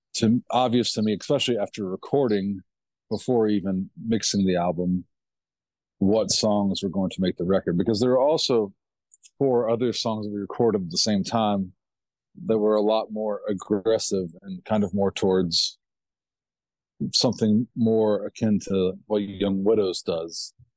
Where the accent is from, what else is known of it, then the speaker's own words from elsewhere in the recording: Kentucky, United States; where I was raised was a little town, Kentucky